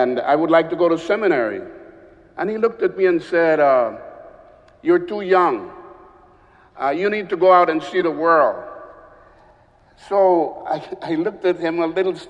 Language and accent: English; Tela, Atlántida, Honduras; I grew up on the Caribbean side of Honduras in a small port city called Tela